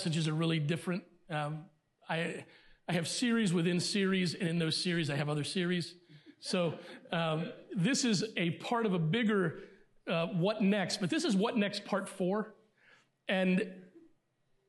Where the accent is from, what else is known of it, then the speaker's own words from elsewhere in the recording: Elkton, Maryland, United States; also born or lived in Pennsylvania; most of my growing up was in Elkton, Maryland